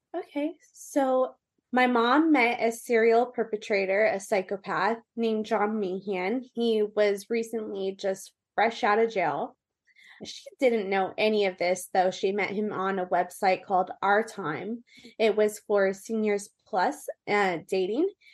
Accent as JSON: {"language": "English", "area": "Orange County", "region": "California", "country": "United States", "tie": "born or raised there", "also_born_or_lived": "Austin, Texas / Colorado / Las Vegas", "said": "So I am from Orange County, California. I was raised really kind of everywhere in Orange County"}